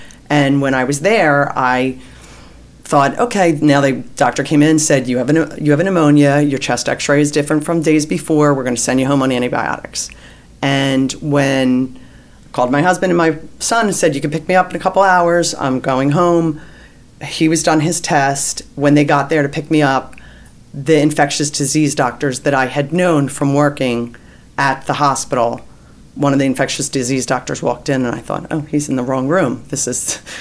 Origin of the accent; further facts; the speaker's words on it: Narberth, Pennsylvania, United States; I'm from the Philadelphia area, Narberth, Pennsylvania